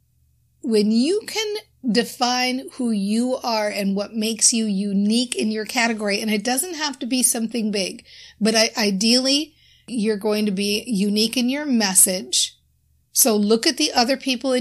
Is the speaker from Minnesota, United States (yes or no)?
yes; Minnesota, United States; I'm from Minnesota